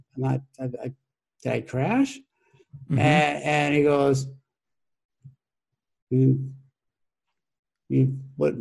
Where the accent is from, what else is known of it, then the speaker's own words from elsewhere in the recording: Minneapolis, Minnesota, United States; I'm an urban kid. I grew up in South Minneapolis